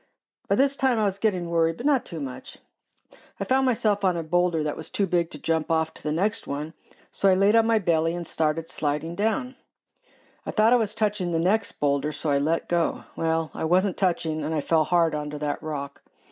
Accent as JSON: {"language": "English", "region": "California", "country": "United States", "tie": "born or raised there", "said": "this is a story about the time, as a little girl, I got lost in the Mojave Desert. I grew up in Southern California, and my family spent a lot of time camping in the Mojave."}